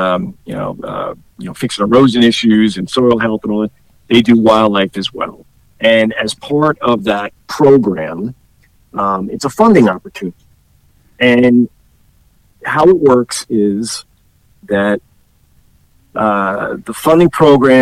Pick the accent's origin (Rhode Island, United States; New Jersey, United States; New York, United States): New Jersey, United States; Jersey City; I grew up in Jersey City